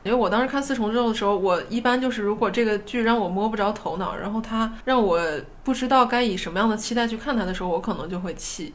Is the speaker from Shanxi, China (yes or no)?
yes; Taiyuan, Shanxi, China; accent: Taiyuan-accented Mandarin; moved away; 回到比如说跟老家同学在一起，我们不会说纯方言，但是我们会带一口半言音